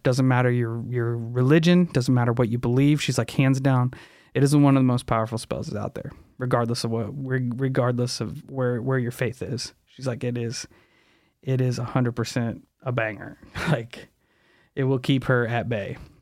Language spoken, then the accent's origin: English; Alton, Illinois, United States; Around Alton